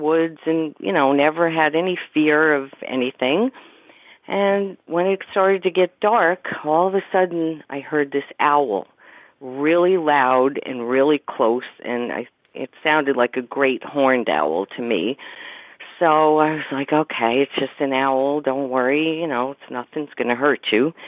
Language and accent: English; Pine Plains, New York, United States; I grew up in Pine Plains, New York, and at the base of Stissing Mountain